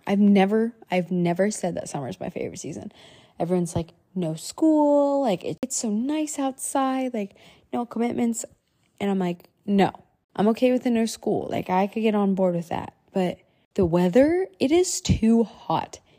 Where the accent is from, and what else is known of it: United States; born or raised there; also born or lived in Huazhou, China / Guangzhou, China